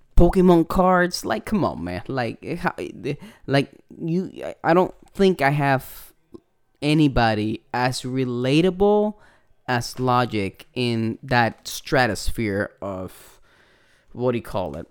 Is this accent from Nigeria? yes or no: no; Puerto Rico; accent: Puerto Rican; my Puerto Rican accent.